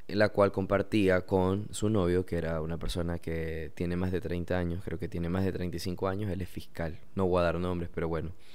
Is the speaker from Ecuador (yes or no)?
yes; Ecuador; yo soy de Ecuador